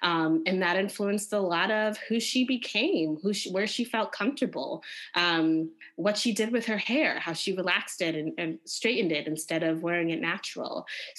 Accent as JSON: {"language": "English", "region": "Connecticut", "country": "United States", "tie": "born or raised there", "said": "I was born and raised in Connecticut"}